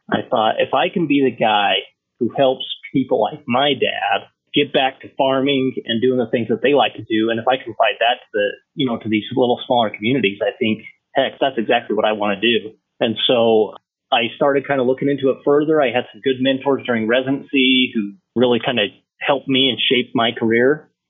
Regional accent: Idaho, United States; moved away as an adult; now in Montrose, United States; I'm from Idaho

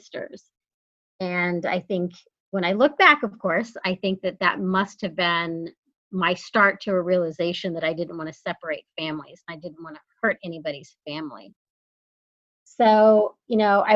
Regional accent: San Antonio, Texas, United States; moved away; also born or lived in Sonoma County, California; But I actually am from Texas. I grew up in San Antonio.

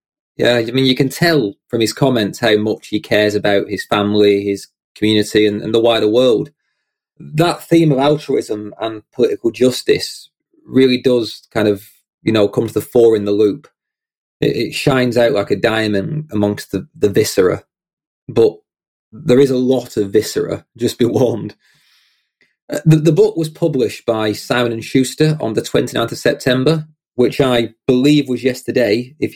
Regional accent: United Kingdom; my first fellow Brit in the guest seat. Prepare for my accent to get thicker

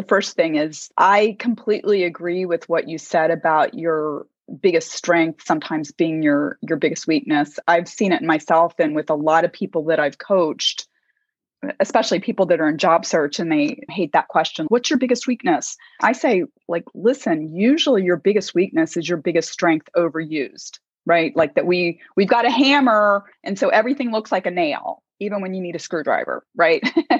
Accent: United States; And of course, I'm American too.

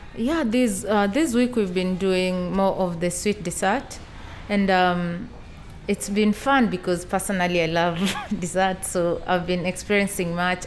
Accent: Kenya; moved away; I come from Kenya and I'm 28 years old.

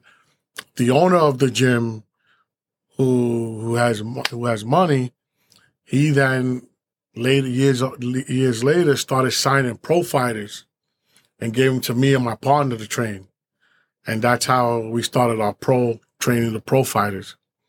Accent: Hoboken, New Jersey, United States; Well, with me, you know, I grew up in Hoboken. At a young age, my stepdad, who raised us, took us all to a boxing gym. It was four boys.

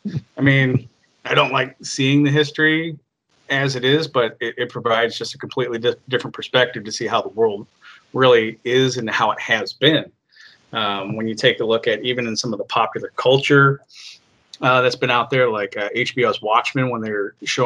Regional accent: Chicago, Illinois, United States; also born or lived in Seattle / Texas / Arizona / California; now in Idaho, United States; I was born in Seattle, raised in the suburb of Chicago.

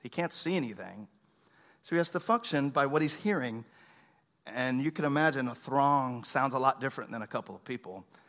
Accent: Tomball, Texas, United States; I grew up in Tomball

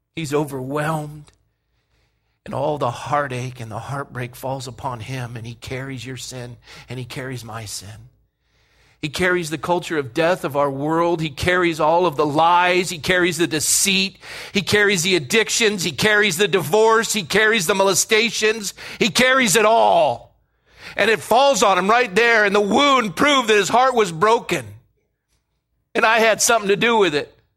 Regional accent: Coronado, California, United States; kid growing up in Coronado

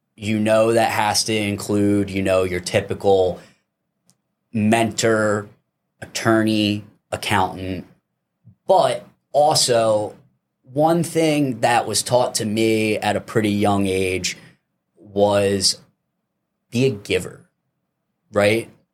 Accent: East Coast, United States; moved away; I'm originally from the East Coast

